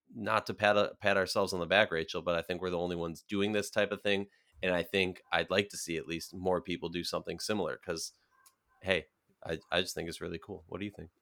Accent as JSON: {"language": "English", "region": "Minnesota", "country": "United States", "tie": "born or raised there"}